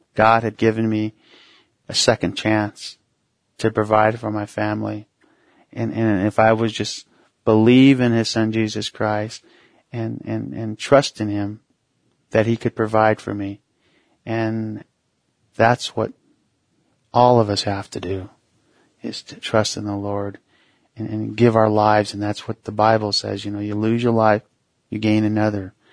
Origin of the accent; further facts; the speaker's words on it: Mesa, Arizona, United States; also born or lived in Tuba City, Arizona; originally Tuba City, Arizona, which is northern Arizona. And I was raised in Mesa, Arizona, which is a suburb of Phoenix, Arizona